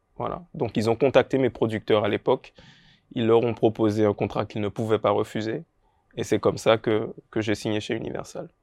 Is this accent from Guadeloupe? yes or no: yes; Pointe-à-Pitre, Guadeloupe; j'ai grandi à l'Oricisque